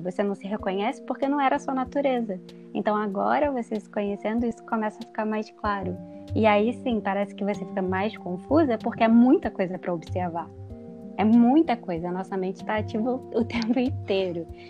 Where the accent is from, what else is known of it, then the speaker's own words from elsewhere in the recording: Rio de Janeiro, Brazil; now in Belo Horizonte, Brazil; sou carioca, como a Joyce disse que estou atualmente morando em Belo Horizonte